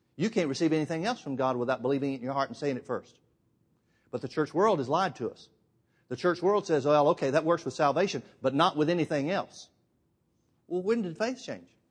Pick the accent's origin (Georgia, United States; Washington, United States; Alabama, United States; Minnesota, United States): Alabama, United States; I'm from Alabama.